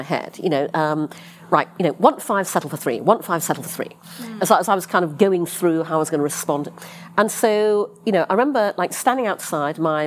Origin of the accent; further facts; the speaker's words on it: United Kingdom; moved away; also born or lived in London; I'm British. I was working in London